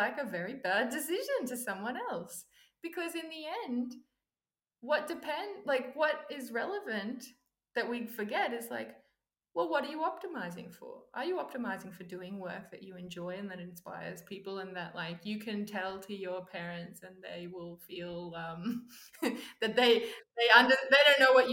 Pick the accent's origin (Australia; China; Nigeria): Australia; also born or lived in Silicon Valley; I'm Australian